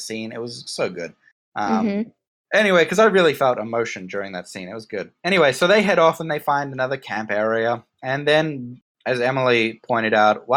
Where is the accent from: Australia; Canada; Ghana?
Australia; I'm from Australia where even the trees are trying to kill you